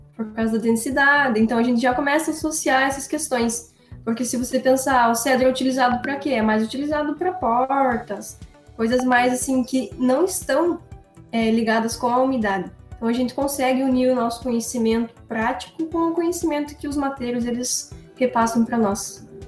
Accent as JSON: {"language": "Portuguese", "town": "Prudentópolis", "region": "Paraná", "country": "Brazil", "said": "lá na minha região, em Prudentópolis"}